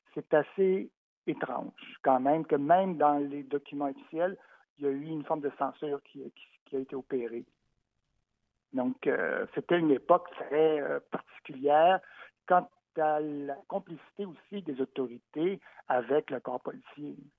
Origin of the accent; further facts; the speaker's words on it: Montreal, Quebec, Canada; qui suis né à Montréal, comme ma mère d'ailleurs, donc je suis Montréalais, le pur béton